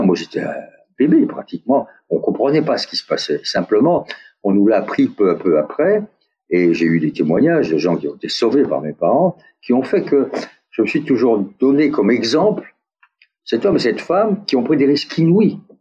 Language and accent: French; France; accent: French; moved away; also born or lived in United States; mon accent français